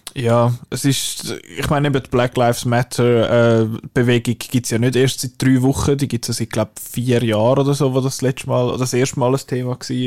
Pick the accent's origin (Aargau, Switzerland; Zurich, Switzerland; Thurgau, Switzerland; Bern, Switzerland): Zurich, Switzerland; Illnau; Ich bin in Ilnau unter anderem aufgewachsen